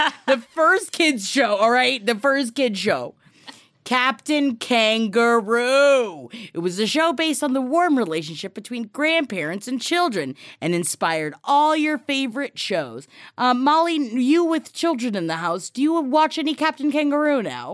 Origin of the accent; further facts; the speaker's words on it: New York City, New York, United States; being a family from Queens